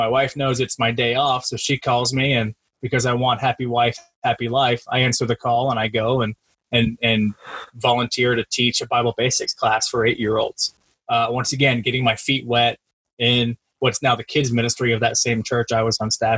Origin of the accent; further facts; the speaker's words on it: Central Florida, United States; now in Kokomo, United States; I grew up in Central Florida. Grew up, born and raised there in Central Florida